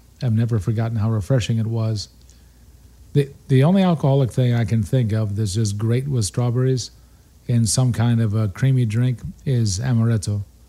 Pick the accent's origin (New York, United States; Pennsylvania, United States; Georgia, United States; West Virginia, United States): New York, United States; Buffalo; And since I'm from Buffalo, we did everything in blue cheese.